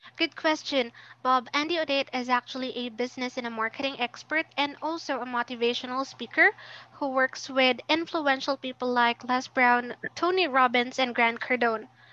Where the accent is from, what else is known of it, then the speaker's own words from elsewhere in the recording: Philippines; I'm also from the Philippines.